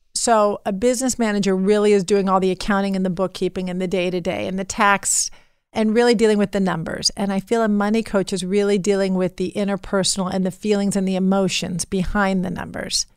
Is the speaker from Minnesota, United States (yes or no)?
no; Beverly Hills, California, United States; growing up in Beverly Hills